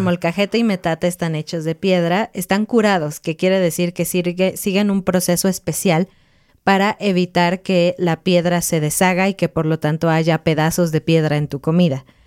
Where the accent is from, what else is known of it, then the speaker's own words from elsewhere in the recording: Mexico; somos mexicanos